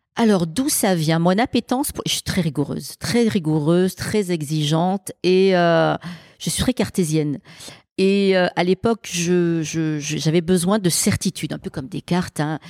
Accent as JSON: {"language": "French", "town": "Marseille", "region": "Provence-Alpes-Côte d'Azur", "country": "France", "tie": "born or raised there", "said": "quand on grandit dans une cité des quartiers nord de Marseille"}